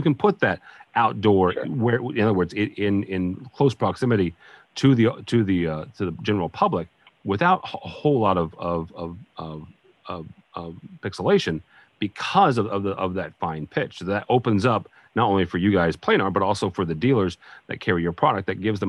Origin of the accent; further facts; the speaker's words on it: St. Louis, Missouri, United States; Again, I'm from the St. Louis, you know, area, and so we have a fair number of bus shelters